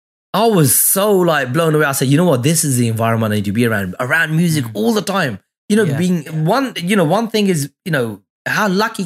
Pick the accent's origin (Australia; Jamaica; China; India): India; Mullapur, Punjab; I said, mate, I'm from Mullapur. How lucky was that?